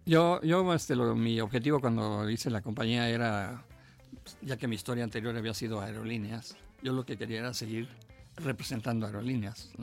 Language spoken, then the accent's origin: Spanish; Mexico